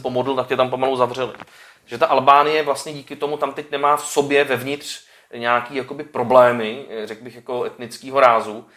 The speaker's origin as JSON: {"language": "Czech", "country": "Czechia", "said": "my Češi"}